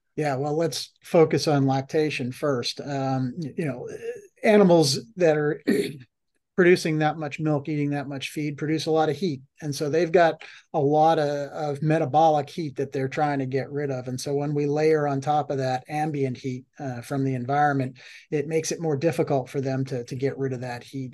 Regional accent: Massachusetts, United States; now in Florida, United States; I grew up in in Massachusetts

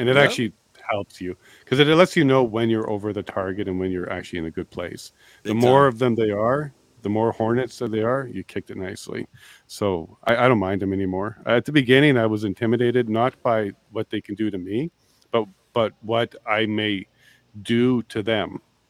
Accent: Canada; I'm Canadian.

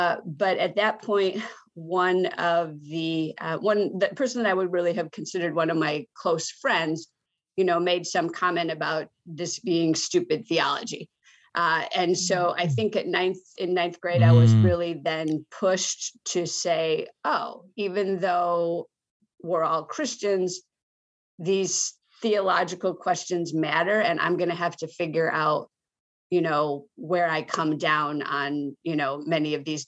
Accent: Michigan, United States; I grew up largely in Michigan. Let's just leave it at that. I don't have the most stable childhood. I lived 11 places by the time I was 12, but most of those were in Michigan. I was born in Michigan

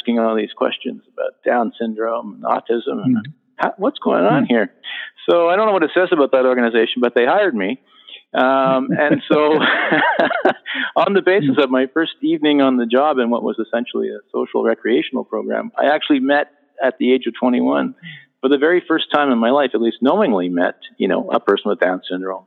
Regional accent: Ottawa, Ontario, Canada; I grew up here in Ottawa and went to the public school system

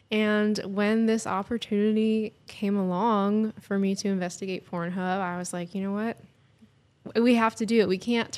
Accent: Hollywood, California, United States; I grew up working in Hollywood as an actress, trained as an actor out there

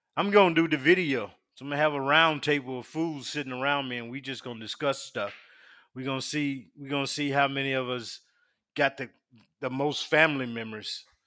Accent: Union, South Carolina, United States; now in Virginia Beach, United States; I'm from South Carolina. Little hick town called Union. Union, South Carolina

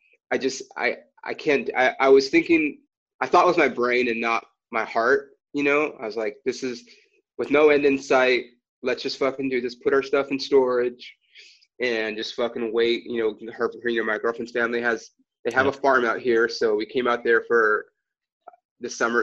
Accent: Los Angeles, California, United States; I was born on Sunset Boulevard, Kaiser Hospital, I've been in LA my whole life

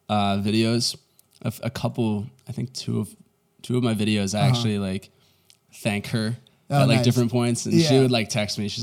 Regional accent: Duxbury, Massachusetts, United States; From Boston. Well, Duxbury, Massachusetts. Oh, nobody knows what that is. So yeah. I say Boston.

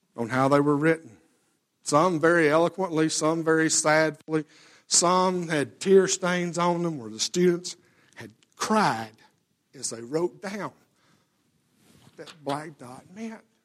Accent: Alabama, United States; we lived out in the country and, yes, I, you know, we're, we're from Alabama

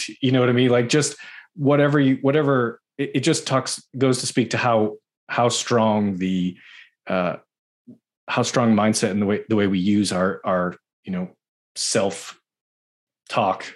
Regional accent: Boston, Massachusetts, United States; I'm from Boston

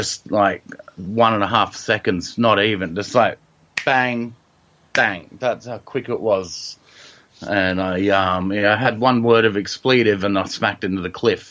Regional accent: Sydney, New South Wales, Australia; I'm from Sydney, which is in Australia

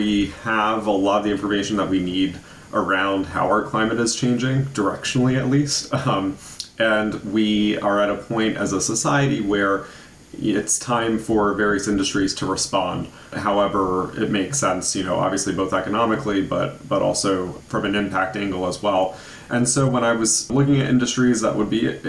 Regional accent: Hudson Valley, Ulster County, New York, United States; growing up in the Hudson Valley, I grew up around farmland

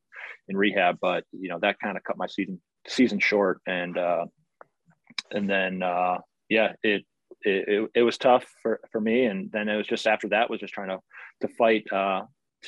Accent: Chicago, Illinois, United States; I grew up in Chicago area.

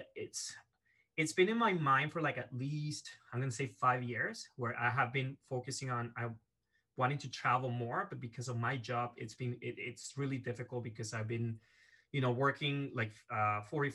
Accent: Venezuela; moved away as an adult; now in Canada; I was born and raised in Venezuela in South America. And at the age of 18, I moved to Canada

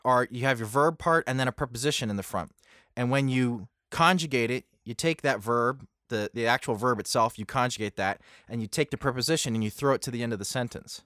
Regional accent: Pennsylvania, United States; I'm from Pennsylvania and there's a lot of Pennsylvania Dutch speakers

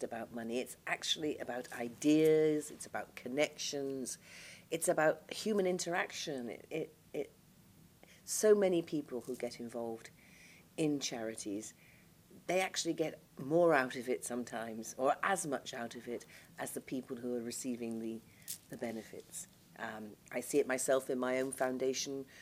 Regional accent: Liverpool, North West England, United Kingdom; moved away; also born or lived in London; I come from Merseyside, and though I've lived away from Merseyside now longer than I've lived on Merseyside, I still very much feel my roots and belonging to Liverpool

